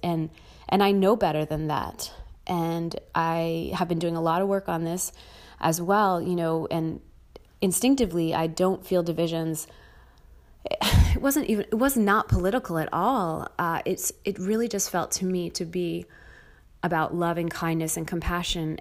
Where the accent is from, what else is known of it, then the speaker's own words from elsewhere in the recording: United States; I'm American